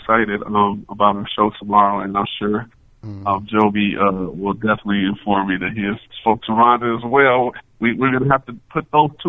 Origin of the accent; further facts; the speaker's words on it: Chicago, Illinois, United States; I'm from Chicago, so I got to give my hometown love.